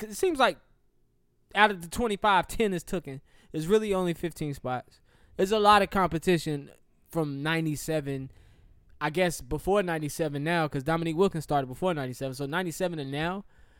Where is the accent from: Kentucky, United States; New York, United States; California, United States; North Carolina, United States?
North Carolina, United States; Charlotte; I'm from Charlotte